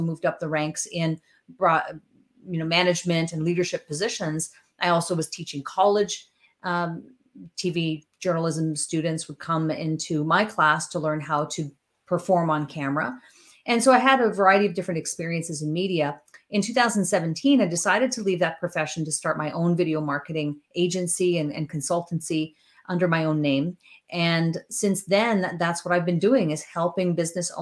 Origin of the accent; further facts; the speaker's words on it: northern Ontario, Canada; now in Chatham, Canada; a girl who comes from northern Ontario